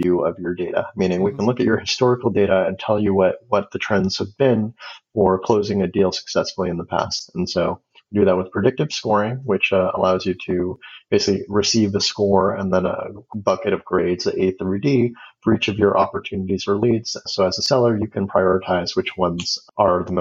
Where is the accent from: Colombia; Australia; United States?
United States; Los Angeles, California; now in Seattle, United States; I grew up in Los Angeles